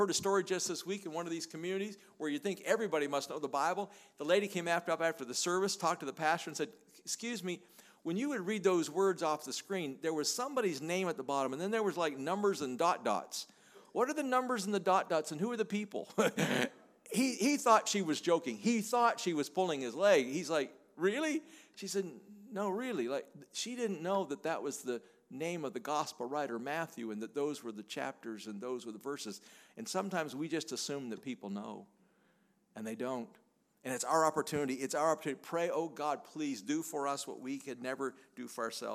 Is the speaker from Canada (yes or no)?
yes; Canada; I'm a Canadian